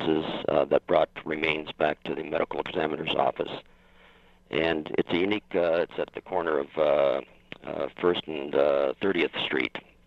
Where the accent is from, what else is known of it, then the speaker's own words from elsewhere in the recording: Windsor, Ontario, Canada; I was born and raised in Windsor, just outside of Detroit